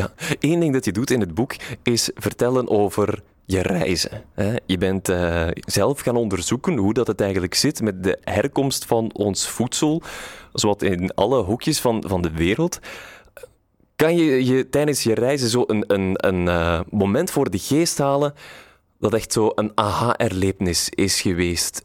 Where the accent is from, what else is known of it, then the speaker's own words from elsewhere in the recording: Brussels, Brussels-Capital Region, Belgium; wij als Brusselaar